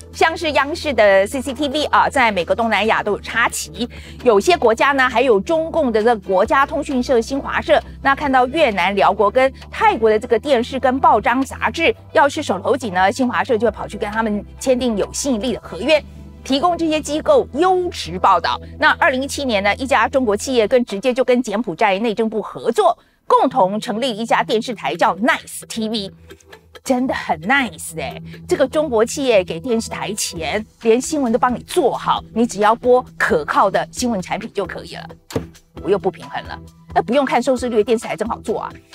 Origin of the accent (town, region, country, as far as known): Taiwan